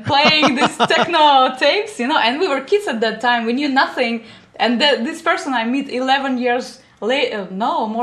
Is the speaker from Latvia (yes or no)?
yes; Riga, Latvia; moved away as an adult; also born or lived in Germany; now in Netherlands; And so I grew up in Latvia. That is a Baltic seaside city, Riga.